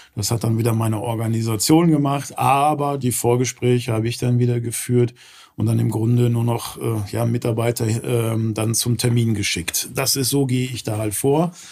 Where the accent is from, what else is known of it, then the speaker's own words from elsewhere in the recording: Gelsenkirchen, North Rhine-Westphalia, Germany; moved away as an adult; also born or lived in Southern Germany; now in Cologne area, Germany; komme ursprünglich aus Gelsenkirchen. Ähm, ist ja immer so eine vielleicht verbotene Stadt, wenn man das sagt, dann grinst fast jeder. Äh, aber das ist meine Heimat